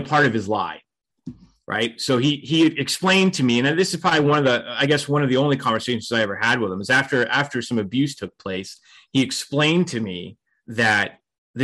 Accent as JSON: {"language": "English", "town": "Fort Myers", "region": "Florida", "country": "United States", "tie": "born or raised there", "said": "So I grew up in Fort Myers, Florida"}